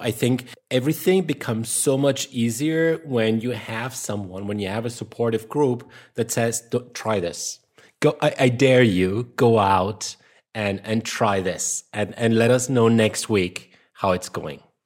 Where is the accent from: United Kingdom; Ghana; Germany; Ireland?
Germany; accent: German; English is a second language; my German accent